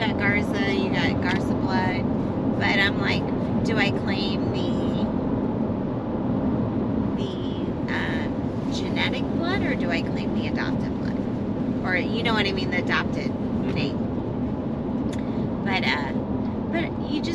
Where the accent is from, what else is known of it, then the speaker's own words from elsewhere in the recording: Mountain View, Missouri, United States; also born or lived in Kansas City, Missouri; I grew up in southern Missouri, which is down by Arkansas